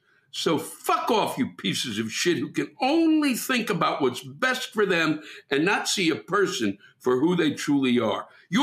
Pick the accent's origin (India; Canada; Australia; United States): Canada; I am Canadian, after all